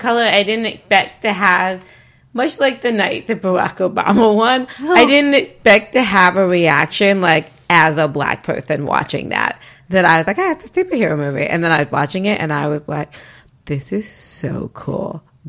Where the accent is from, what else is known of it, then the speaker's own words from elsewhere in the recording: United States; if I go to Africa, I'm still American. I'm so American.